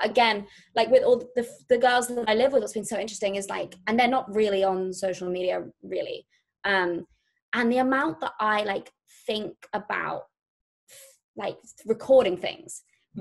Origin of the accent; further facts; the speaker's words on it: near Brighton, South East England, United Kingdom; moved away as an adult; now in London, United Kingdom; I grew up in a near a place called Brighton, which is south of London on the coast. And I really mainly grew up in like a tiny village in like the middle of the countryside.